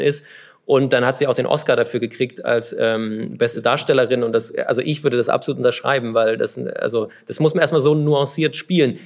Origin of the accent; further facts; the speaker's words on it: Chemnitz, Saxony, Germany; ich bin ja gebürtiger Karl-Marx-Städter